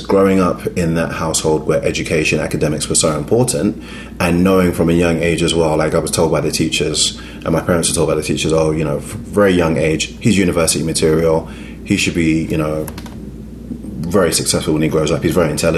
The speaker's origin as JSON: {"language": "English", "region": "London", "country": "United Kingdom", "tie": "born or raised there", "accent": "British", "moved": "yes", "lives_now": "Chicago, United States", "said": "I grew up in East London."}